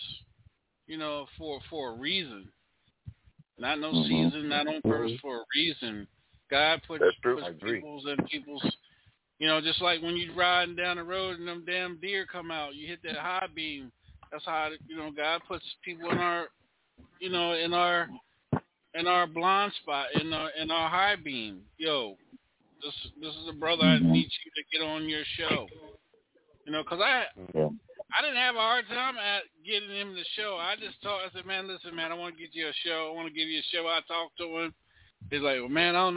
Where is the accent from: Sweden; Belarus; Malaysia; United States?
United States; Maryland; I'm a DMV dude. I'm from Maryland